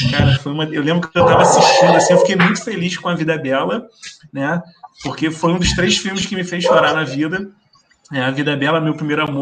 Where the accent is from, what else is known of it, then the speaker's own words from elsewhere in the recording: South Region, Brazil; porque a gente é sulista, né? A gente é desse centro-sul e a gente acha que o mundo vai até, de repente, a Bahia, né?